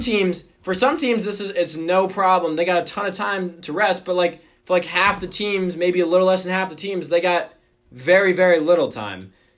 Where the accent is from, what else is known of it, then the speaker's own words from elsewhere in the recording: Omaha, Nebraska, United States; my hometown of Omaha, Nebraska